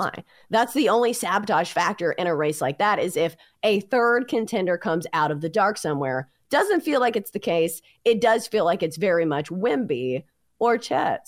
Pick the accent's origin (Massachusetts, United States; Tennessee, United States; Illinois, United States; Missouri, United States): Tennessee, United States; growing up in Tennessee